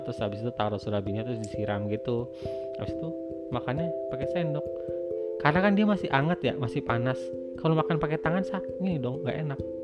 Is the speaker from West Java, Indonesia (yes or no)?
yes; Bogor, West Java, Indonesia; moved away; di kampung saya di Bogor